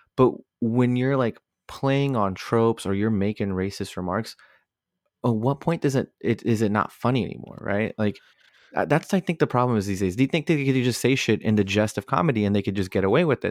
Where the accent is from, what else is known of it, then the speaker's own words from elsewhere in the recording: Northern Virginia, United States; where I grew up in in Northern Virginia, right? I, I grew up in an area with a lot of uh, minorities